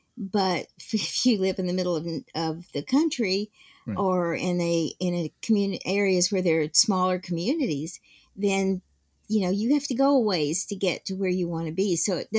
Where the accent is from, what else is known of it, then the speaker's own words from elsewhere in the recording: the South, United States; And because I grew up in the South, I only wore shorts.